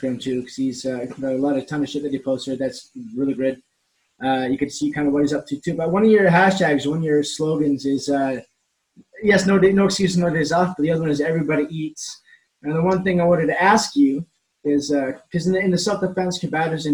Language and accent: English; Canada; as a Canadian